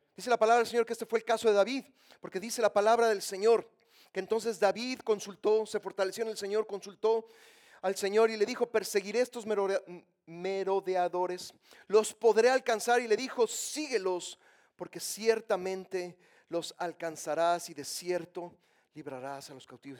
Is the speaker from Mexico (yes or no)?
yes; Mexico; Yo soy mexicano